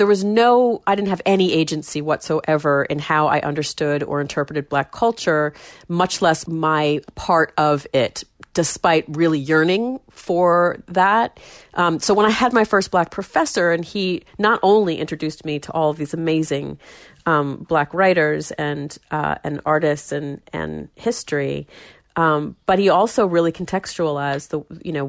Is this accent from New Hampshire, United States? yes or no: yes; Warner, New Hampshire, United States; growing up in Warner and in that family